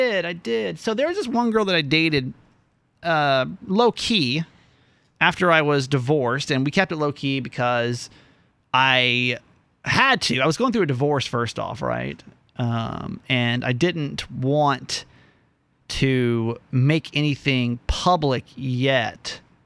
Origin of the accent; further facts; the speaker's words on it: Philippines; Hey, I'm as Filipino as they come, baby.